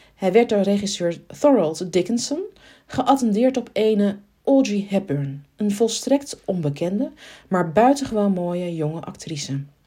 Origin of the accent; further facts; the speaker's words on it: Arnhem, Gelderland, Netherlands; als Arnhemmer